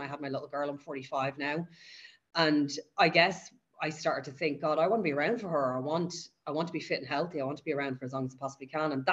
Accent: Dublin, Leinster, Ireland; I live and I've grown up in Dublin. I've been there my whole life.

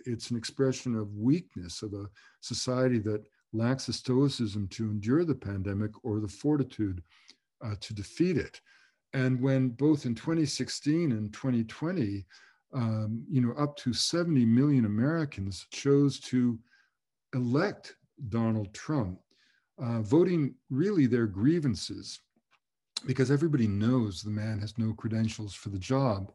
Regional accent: Canada; we were as one as Canadian people

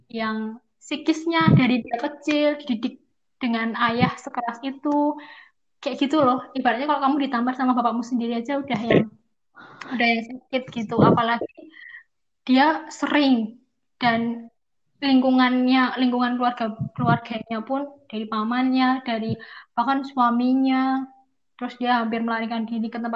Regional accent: Java, Indonesia; tapi ya mungkin karena kita orang Jawa jadi kita tuh nggak nggak yang neko-neko akan melawan apalah apa gitu

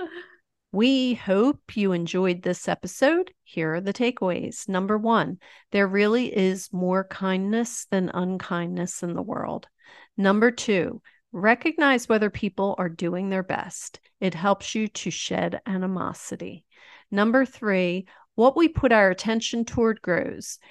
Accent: Philadelphia, Pennsylvania, United States; Tony Ronis is a pizza place in my hometown of Roxborough in Philadelphia.

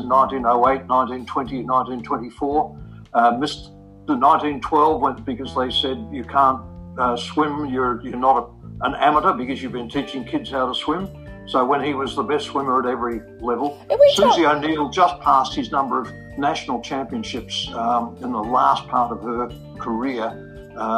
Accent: Melbourne, Victoria, Australia; moved away as an adult; also born or lived in Warrnambool / Sydney; My parents moved back up to Melbourne when I was probably 18 months old

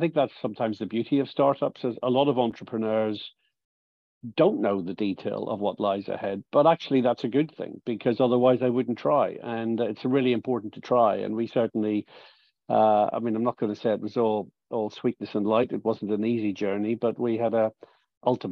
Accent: Ireland; I'm from Ireland

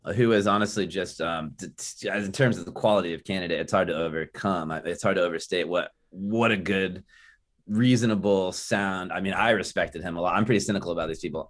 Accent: Tampa, Florida, United States; now in Tallahassee, United States; in South Tampa, in Tampa where I grew up, the Tampa Bay area

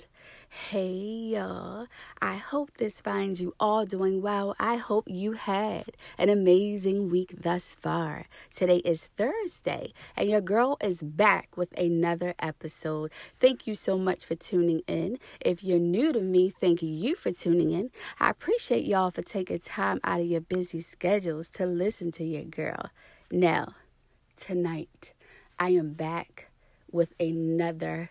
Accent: Baltimore, Maryland, United States; I grew up in Baltimore City

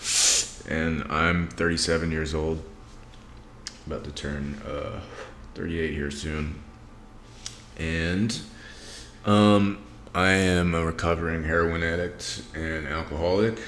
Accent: Greenville, Mississippi, United States; moved away as an adult; also born or lived in Austin, Texas / St. Louis, Missouri / Bay Area, California; now in Las Vegas, United States; I'm from Mississippi. Was born in 1984 in Greenville, Mississippi, which is this little town right off the river

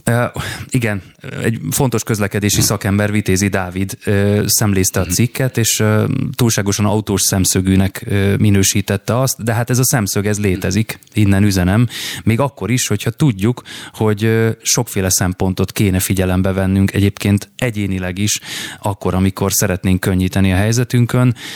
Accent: Budapest, Hungary; Én budapesti vagyok

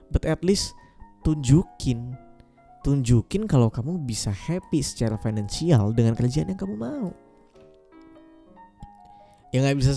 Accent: Pontianak, West Kalimantan, Indonesia; also born or lived in Yogyakarta; FYI, aku dari Pontianak, kuliah di Jogja selama 6 tahun lebih. 6 tahun lebih aku pulang ke Pontianak cuma setahun sekali.

